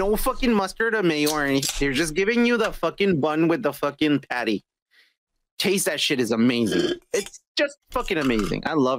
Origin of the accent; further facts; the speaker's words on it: Texas, United States; And I'm from Texas.